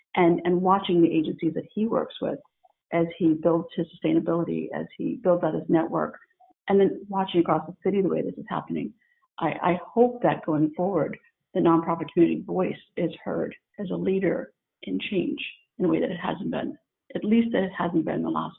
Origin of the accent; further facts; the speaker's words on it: San Diego, California, United States; And I come from San Diego, and I come from living on a military base